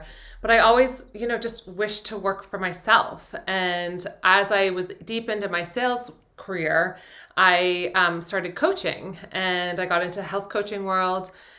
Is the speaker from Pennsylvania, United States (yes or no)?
yes; Philadelphia, Pennsylvania, United States; also born or lived in New York, United States / London, United Kingdom; I'm from New York originally. I was born there and then grew up in London and then Philadelphia.